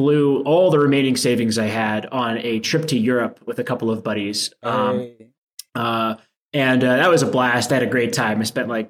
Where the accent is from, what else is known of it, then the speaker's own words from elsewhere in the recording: D.C., Maryland, United States; I grew up in a suburb between Baltimore and Washington, D.C.